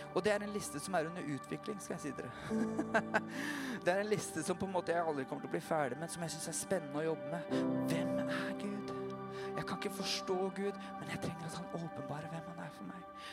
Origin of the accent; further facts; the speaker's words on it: Porsgrunn, Telemark, Norway; also born or lived in Notodden; se på meg som en porsgrunnsgutt